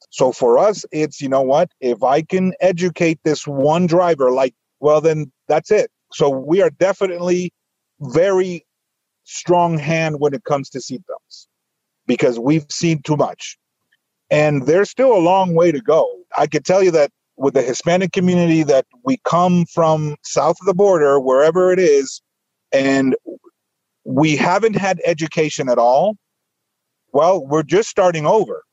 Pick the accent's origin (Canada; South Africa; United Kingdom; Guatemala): Guatemala; moved away as an adult; now in United States; I was born in Guatemala